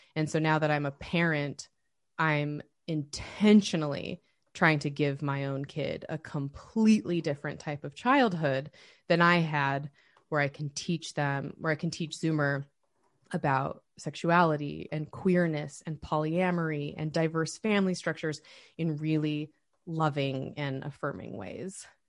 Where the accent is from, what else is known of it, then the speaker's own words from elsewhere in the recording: United States; also born or lived in Oregon / Utah; I grew up in small rural towns in Oregon and Utah